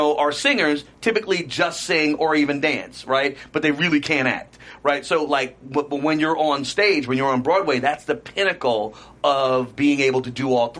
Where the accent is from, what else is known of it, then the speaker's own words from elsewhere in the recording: Trinidad & Tobago; I'm telling you, I'm not Dominican. No disrespect to the Dominican people. Y'all are great. I've been to the Dominican Republic. I love it. But I'm from Trinid